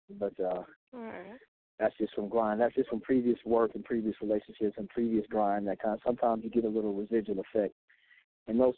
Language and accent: English; Georgia area, South Carolina, United States; I grew up in the South Carolina, Georgia area